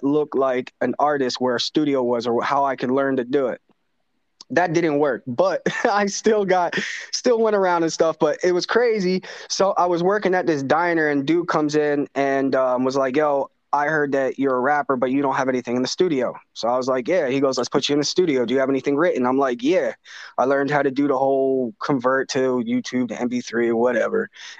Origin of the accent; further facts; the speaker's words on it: South Daytona, Florida, United States; also born or lived in Norristown, Pennsylvania / Philadelphia / West Virginia; I was born in Norristown, which is like right outside Philly. But like, for real, Philly was my stomping grounds later on in my life. And we could talk about that too later on. But I grew up in South Daytona a lot of my time